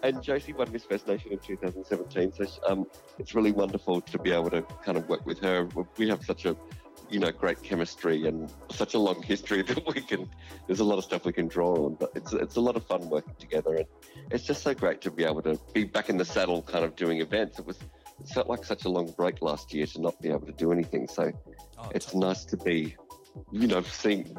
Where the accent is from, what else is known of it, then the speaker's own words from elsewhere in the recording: Darwin, Northern Territory, Australia; moved away; also born or lived in Melbourne; I grew up in Darwin, kind of a little queer kid in the tropics